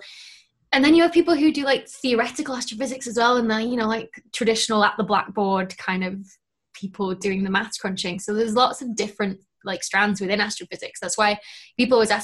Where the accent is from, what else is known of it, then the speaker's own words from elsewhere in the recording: Lancashire, North West England, United Kingdom; I'm from Lancashire